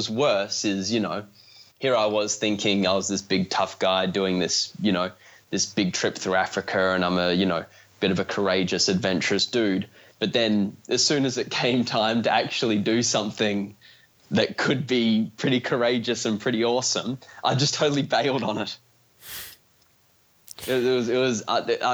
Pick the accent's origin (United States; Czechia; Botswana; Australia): Australia; I'm from Australia